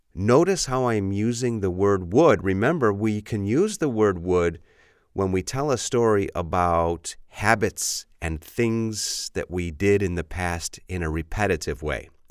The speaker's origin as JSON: {"language": "English", "town": "Chicago", "region": "Illinois", "country": "United States", "said": "I'm from Chicago"}